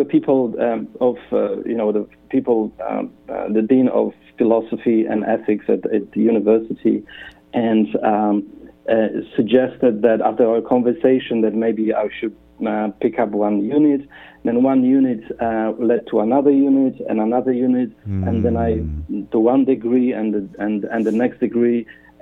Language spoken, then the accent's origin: English; Poland; moved away as an adult; also born or lived in Australia; now in Perth, Australia; I come from Poland.